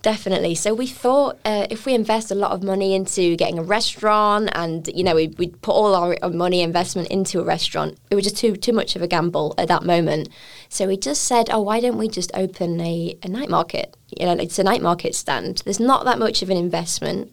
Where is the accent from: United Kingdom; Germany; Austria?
United Kingdom; now in Taiwan; I'm a British chef